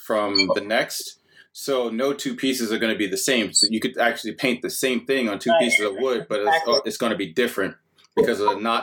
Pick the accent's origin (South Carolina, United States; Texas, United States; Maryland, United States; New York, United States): New York, United States; now in Pittsburgh, United States; being a New Yorker